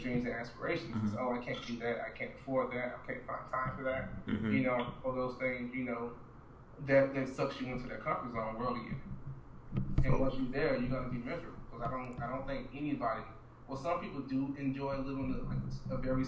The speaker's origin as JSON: {"language": "English", "town": "Orlando", "region": "Florida", "country": "United States", "moved": "yes", "lives_now": "New York, United States", "said": "I'm far from Florida, from Orlando, Florida"}